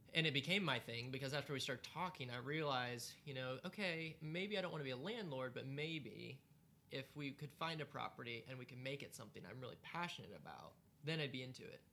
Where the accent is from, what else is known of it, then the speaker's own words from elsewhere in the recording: United States; also born or lived in Greenville, South Carolina; as an American